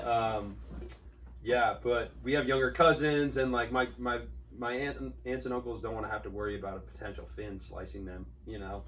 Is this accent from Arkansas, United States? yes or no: no; Newport Beach, California, United States; growing up in Newport